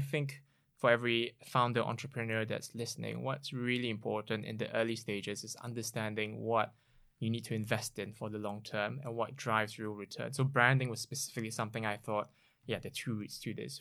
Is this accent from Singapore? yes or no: yes; Singapore; moved away as an adult; now in United Kingdom; I grew up in Singapore, came to the U K over fifteen years ago now to, for my higher education